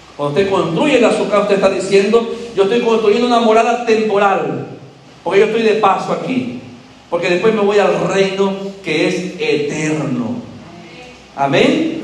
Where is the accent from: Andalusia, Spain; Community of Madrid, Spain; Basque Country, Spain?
Andalusia, Spain; soy andaluz